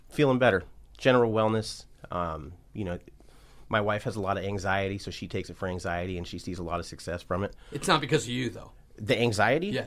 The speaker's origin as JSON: {"language": "English", "town": "Medford", "region": "Oregon", "country": "United States", "said": "Uh, originally, I'm from Medford, Oregon, um, but I'm a nomad. I've been all over."}